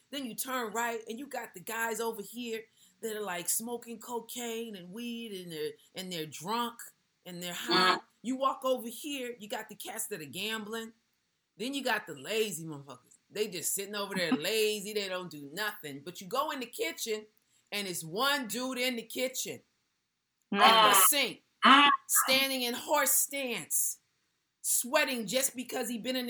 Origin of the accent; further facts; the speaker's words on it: West Coast, United States; accent: West Coast; So I was straight West Coast. I even still have my West Coast accent, you know? I can't even pretend it now.